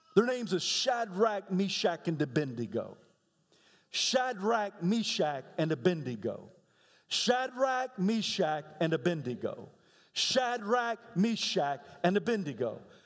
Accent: United States; as American

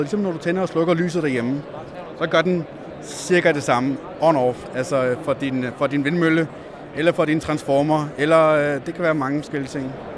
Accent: Als, Southern Denmark, Denmark; now in Zealand, Denmark; Jeg kommer fra Als, øh, Jylland, øh, og kom herover med mine forældre selvfølgelig

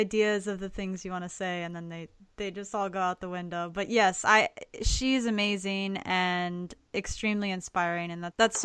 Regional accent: South Florida, United States; I grew up in South Florida

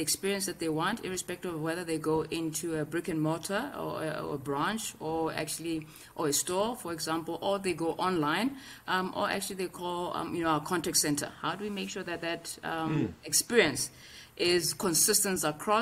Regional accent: South Africa; we have embraced as a South African community

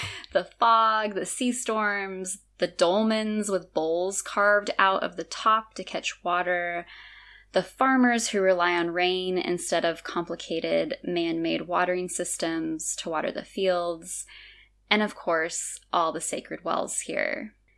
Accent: California, United States; moved away as an adult; now in Azores, Portugal; being born and raised in California

